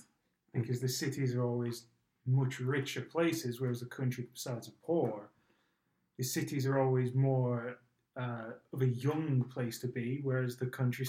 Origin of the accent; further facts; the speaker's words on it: Arizona, United States; One thing that I am surprised at is my home state of Arizona.